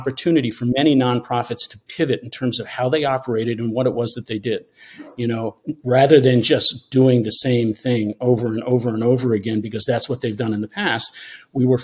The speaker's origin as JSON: {"language": "English", "area": "Hudson Valley", "region": "New York", "country": "United States", "tie": "born or raised there", "moved": "as an adult", "lives_now": "Maine, United States", "said": "my brother and I grew up in the Hudson Valley, but we always came back to Maine"}